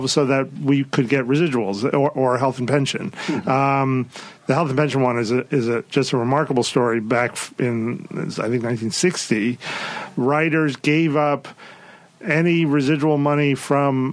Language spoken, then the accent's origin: English; New York, United States; moved away; growing up in New York